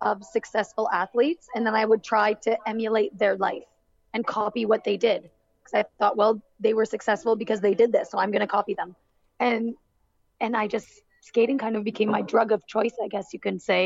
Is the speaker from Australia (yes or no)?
no; Barrie, Ontario, Canada; my hometown in Barrie, Ontario